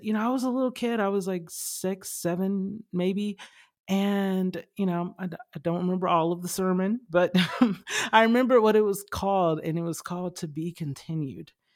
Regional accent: Lithonia, Georgia, United States; I grew up in Stowe Mountain in Lithonia, Georgia

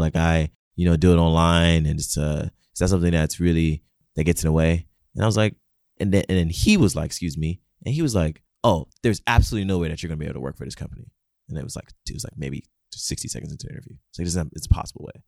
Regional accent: Nigeria; moved away; growing up in Nigeria

